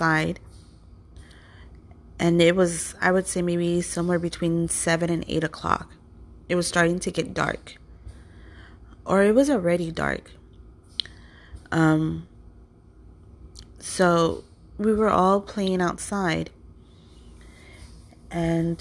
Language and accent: English; Compton, California, United States; growing up in Compton as a child